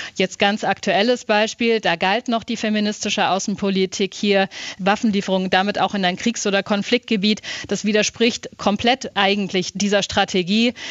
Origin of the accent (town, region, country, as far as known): Germany; now in Sweden